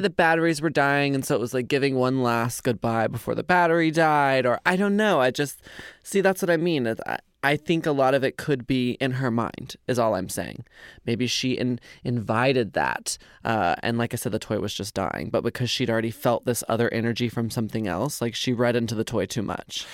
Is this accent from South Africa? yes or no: no; Carrollton, Texas, United States; we were born and raised in Carrollton, Texas